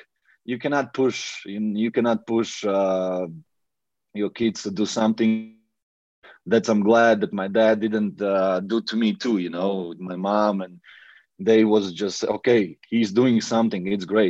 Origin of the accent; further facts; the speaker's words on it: Latvia; English is a second language; also born or lived in Riga; I was in Latvia in my hometown in my room